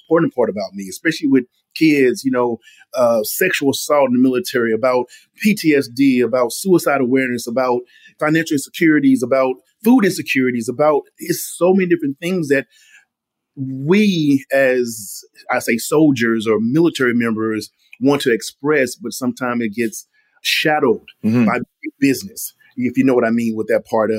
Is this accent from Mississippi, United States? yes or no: yes; Mississippi, United States; my mother growing up in Mississippi